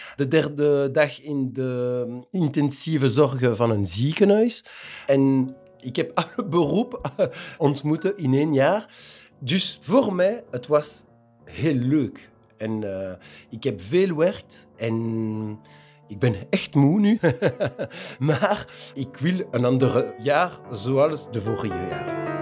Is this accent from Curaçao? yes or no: no; Wezenbeek-Oppem, Flanders, Belgium; moved away as an adult; now in Kraainem, Belgium; ik kom van Wezenbeek, maar ik woon in Krijnem sinds 2004. Ik woonde in wezenbeek eh, sinds 1979